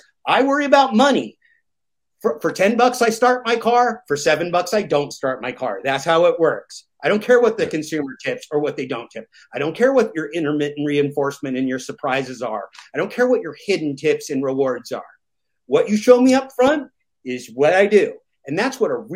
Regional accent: the Northwest of the United States, Portland and Washington, Pacific Northwest, United States; I come from the Northwest of the United States, Portland and Washington

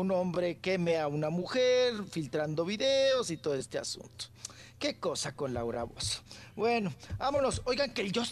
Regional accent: Mexico; Nosotros como ciudadanos mexicanos

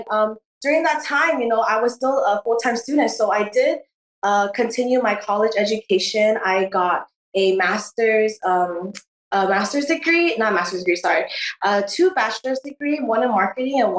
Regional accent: Honolulu, Hawaii, United States; uh, I was born and raised in Honolulu, Hawaii

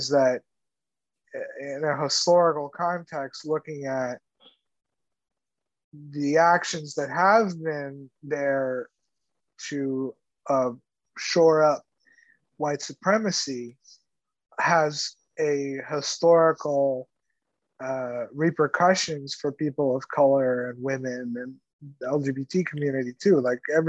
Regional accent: Cuba; also born or lived in Texas; now in United States; I'm from Cuba and I'm Latino

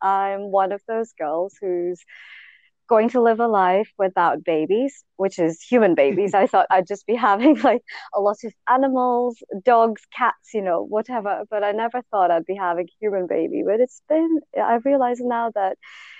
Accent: India; I grew up in India

